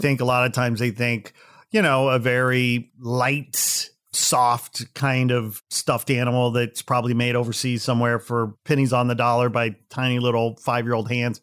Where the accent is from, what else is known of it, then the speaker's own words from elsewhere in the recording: Midwest, United States; moved away; I'm from the Midwest originally